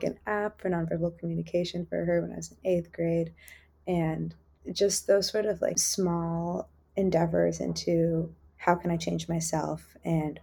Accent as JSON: {"language": "English", "town": "San Jose", "region": "California", "country": "United States", "tie": "born or raised there", "said": "I am from San Jose, California, and I grew up in a particularly gentrified neighborhood"}